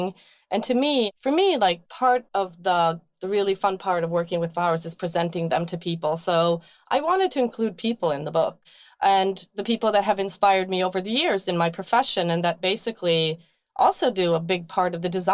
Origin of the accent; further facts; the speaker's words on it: Sweden; now in Brooklyn, United States; growing up in Sweden, we would just go out on the field and pick forage